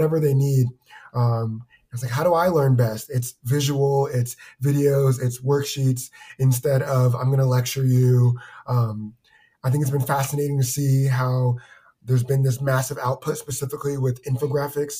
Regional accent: Cincinnati, Ohio, United States; also born or lived in Centreville, Virginia / Vermont / Kent, Ohio; now in Columbus, United States; Spent most of my time in the suburbs of Cincinna

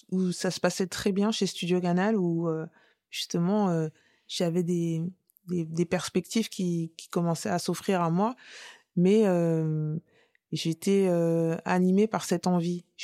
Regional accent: France; Je suis française, point.

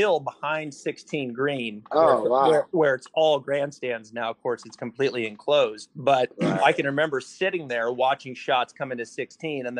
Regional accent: the Northwest, Pacific Northwest, United States; I grew up in the Northwest. I mean, Seattle

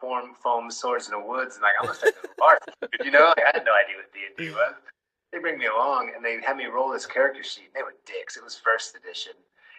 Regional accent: United States; moved away as an adult; also born or lived in Poland; now in United Kingdom; I'm over in the UK. I know I'm American, but, I live in the UK at the moment.

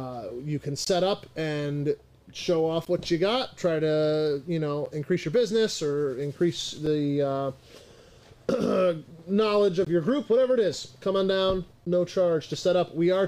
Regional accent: United States; now in Monroe; So I live in Monroe, but I'm traditionally from Genesee County.

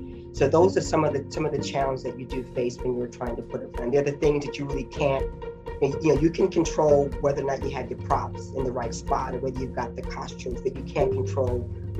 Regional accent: the South, United States; now in New York, United States; when I came to New York from the South, I was sort of like a nothing.

